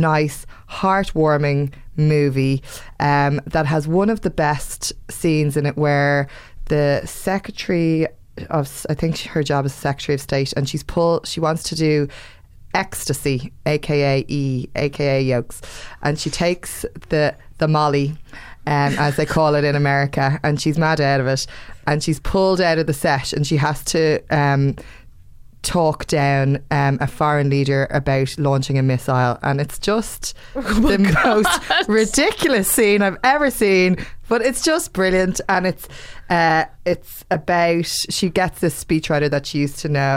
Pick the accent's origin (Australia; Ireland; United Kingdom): Ireland; we're from Ireland